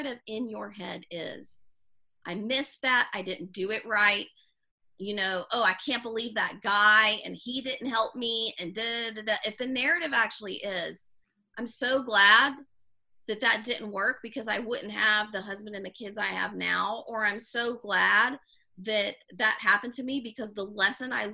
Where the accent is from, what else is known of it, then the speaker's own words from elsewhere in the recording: the South, United States; moved away; growing up in the South and moving